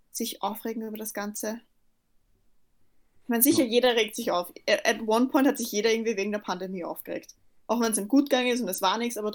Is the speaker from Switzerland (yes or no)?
no; Austria; Durch und durch Österreicher, das stimmt eigentlich nicht, aber ich bin Österreicher.